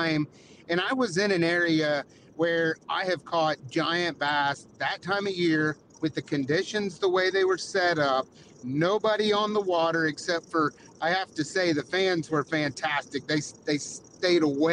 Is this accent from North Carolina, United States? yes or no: no; Florida, United States; being from Florida